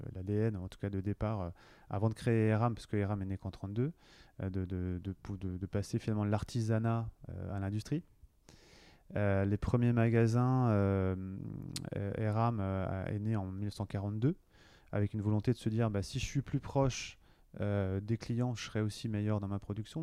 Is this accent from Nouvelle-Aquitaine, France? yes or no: no; Cholet, Pays de la Loire, France; moved away as an adult; also born or lived in Paris / Lille; now in Nantes, France; Je suis nantais, originaire plutôt du Maine-et-Loire, parce que je viens de, je viens de Cholet.